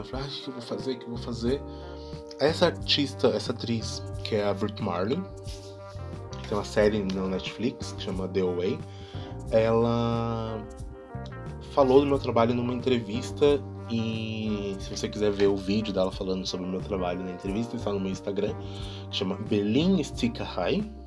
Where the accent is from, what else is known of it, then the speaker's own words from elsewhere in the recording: Brazil; now in Germany; sou brasileiro